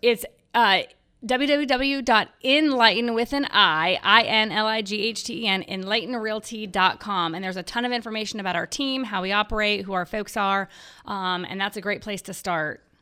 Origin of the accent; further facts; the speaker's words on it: Los Angeles, California, United States; moved away as an adult; now in Charlotte, United States; I was born and raised in Los Angeles